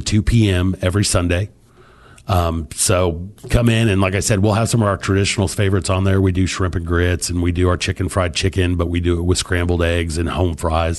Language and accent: English; Illinois, United States; now in Texas, United States; I wasn't born on the island, I was born on Illinois.